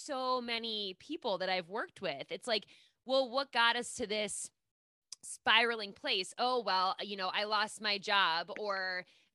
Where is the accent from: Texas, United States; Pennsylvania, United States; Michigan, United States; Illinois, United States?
Pennsylvania, United States; Pittsburgh; I'm from Pittsburgh